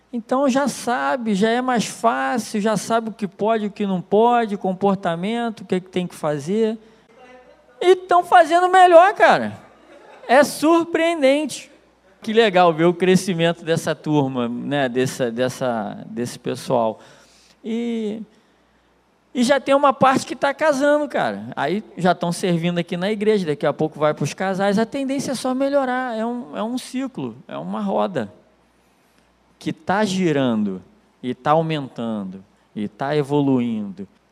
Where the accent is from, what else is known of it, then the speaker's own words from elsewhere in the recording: Nilópolis, Rio de Janeiro, Brazil; Eu sou de Nilópolis, cara. É complicado. É, é brabo, Baixada Fluminense. E de uma rua assim que é considerada uma das piores ruas do município